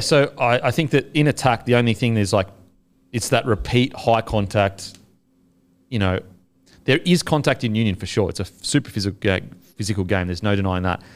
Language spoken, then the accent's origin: English; Australia; as an Australian